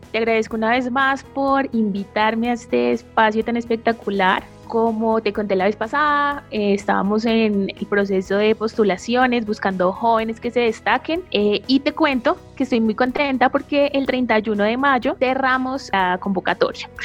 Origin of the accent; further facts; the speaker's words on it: Pasto, Nariño, Colombia; now in Bogotá, Colombia; Nací en la ciudad de Pasto, Nariño. Vivo en Bogotá hace aproximadamente 10 años.